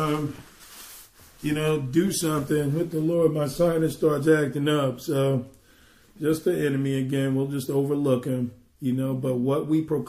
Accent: New York, United States; being a New Yorker

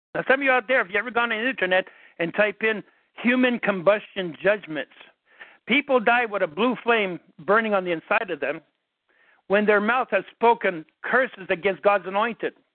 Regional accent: Canada; I'm Canadian

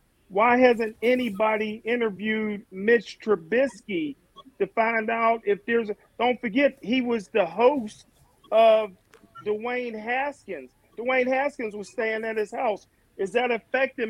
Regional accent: Monroeville, Pennsylvania, United States; I'm from Gateway

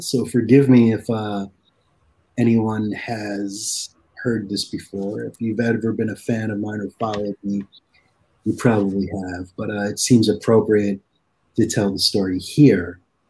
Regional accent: East Coast, United States; when I was a little kid, especially growing up on the East Coast, I knew that at 2 o'clock in the morning or 1 o'clock in the morning, that's when all the good shit started coming out of TV.

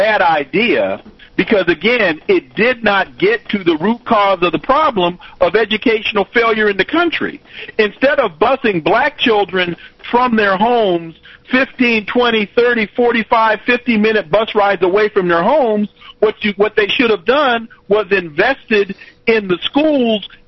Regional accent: California, United States; moved away; I'm originally from California

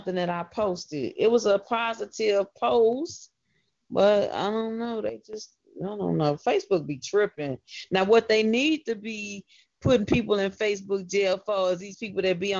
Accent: Chicago, Illinois, United States; I'm from the West Side of Chicago

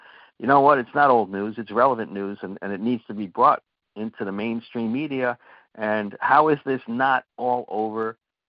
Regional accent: Connecticut, United States; moved away; I'm from Connecticut originally.

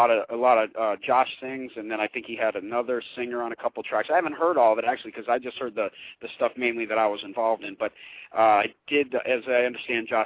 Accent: Connecticut, United States; I'm from Connecticut, so any reason I get to go out east

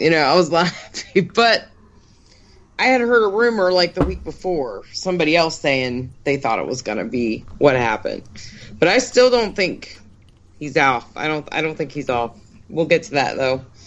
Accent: Pittsburgh, Pennsylvania, United States; moved away; also born or lived in the South; I grew up in Pittsburgh and then I moved here and I've been here for like 30 years.

